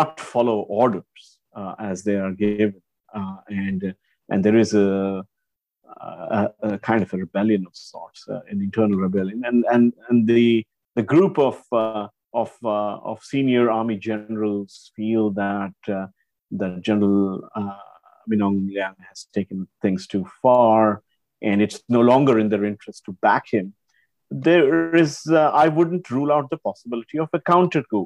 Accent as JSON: {"language": "English", "country": "India", "tie": "born or raised there", "moved": "yes", "lives_now": "Singapore", "said": "I grew up in India before I eventually moved to Singapore and settled here."}